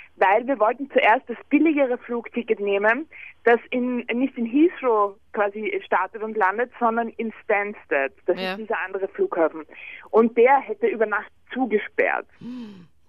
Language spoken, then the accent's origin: German; Vienna, Austria; Bei uns in Wien